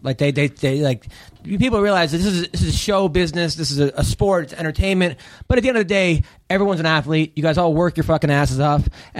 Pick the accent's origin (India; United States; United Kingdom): United States; Long Island, New York; I'm from Long Island.